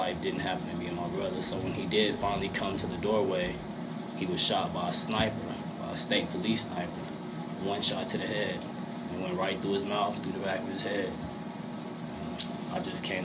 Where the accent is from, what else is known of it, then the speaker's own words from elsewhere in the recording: Albuquerque, New Mexico, United States; I was born in the South Broadway neighborhood, Albuquerque, New Mexico, 1300 block